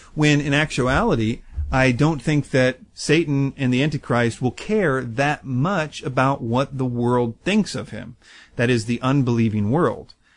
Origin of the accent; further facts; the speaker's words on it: United States; as an American